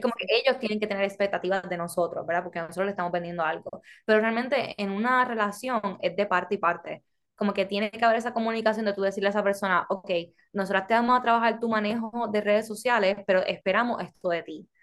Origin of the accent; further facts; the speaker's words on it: Puerto Rico; now in United States; ambas somos puertorriqueñas, pero mi familia es extranjera